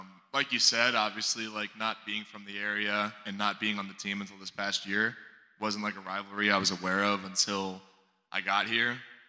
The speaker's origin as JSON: {"language": "English", "region": "Connecticut", "country": "United States", "said": "I'm from Connecticut. I mean, I'm from New England"}